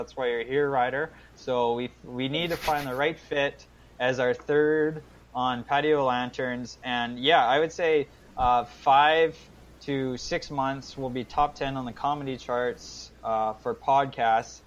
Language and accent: English; Canada; accent: Canadian; my own Canadian accent